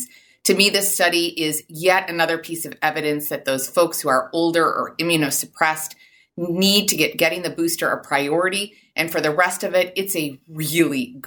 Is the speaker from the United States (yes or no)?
yes; Rhode Island, United States; my home state of Rhode Island